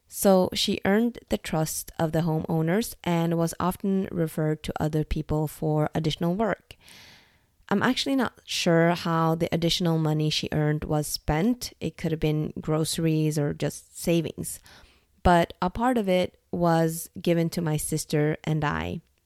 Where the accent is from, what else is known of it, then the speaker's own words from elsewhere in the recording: Norway; moved away as an adult; also born or lived in Dublin, Ireland; The moment I moved from Norway to Ireland to work for Google was also the moment I actually moved out from my parents' house